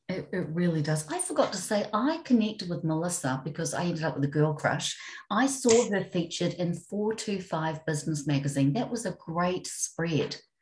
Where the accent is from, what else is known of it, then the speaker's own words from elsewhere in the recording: New Zealand; I'm from New Zealand